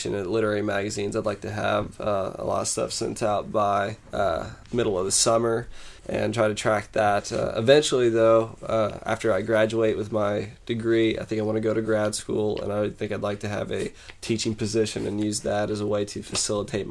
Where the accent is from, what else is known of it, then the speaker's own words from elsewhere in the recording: St. James, Missouri, United States; now in Columbia, United States; I'm from St. James, Missouri. It's a small town, under 5,000, about 4,000 people. And when growing up there